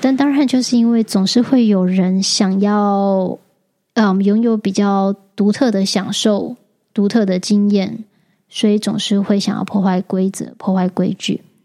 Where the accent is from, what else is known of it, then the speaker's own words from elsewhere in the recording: Taichung, Taiwan; moved away; 回了台中，我老家